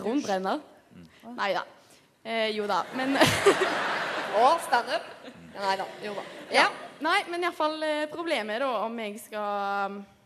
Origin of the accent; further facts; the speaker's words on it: Haugesund, Rogaland, Norway; jobbet på et eh, kjøpesenter hjemme i Haugesund.